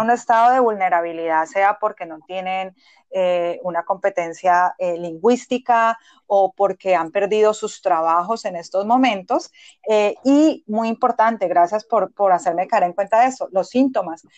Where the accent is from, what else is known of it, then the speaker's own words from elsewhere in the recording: Colombia; moved away as an adult; now in Boston, United States; soy médica general de Colombia, migré a Estados Unidos hace seis años.